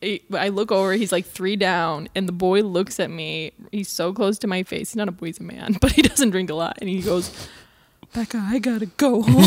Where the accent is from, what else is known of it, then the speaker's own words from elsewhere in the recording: Wisconsin, United States; now in Chicago, United States; I think I'm from Wisconsin in Chicago. We are very drinky states.